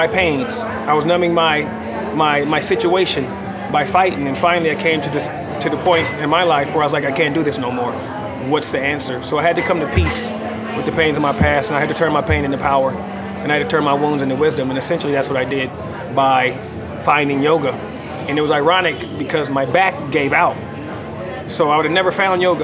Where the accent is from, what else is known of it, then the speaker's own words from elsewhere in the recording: Los Angeles, California, United States; also born or lived in Orange County, California; I was born in Orange County, California, and raised in South Central Los Angeles. I did most of my early years in South Central Los Angeles and went to my junior high school and high school years in Orange County.